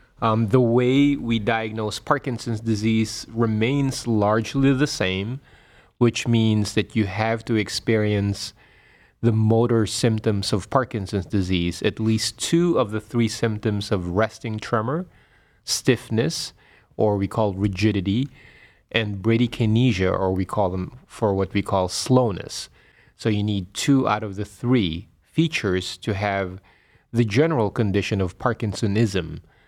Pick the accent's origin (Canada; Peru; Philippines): Philippines; Manila, Metro Manila; moved away as an adult; also born or lived in Pennsylvania / Boston / Rhode Island / Florida; now in Cleveland, United States; I was born in the Philippines. I was born and raised in the Philippines in Manila. And I did all my postgraduate training here in the United States.